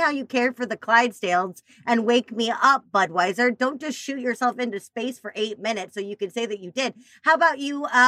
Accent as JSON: {"language": "English", "town": "St. Louis", "region": "Missouri", "country": "United States", "moved": "yes", "said": "I'm originally from the St. Louis area"}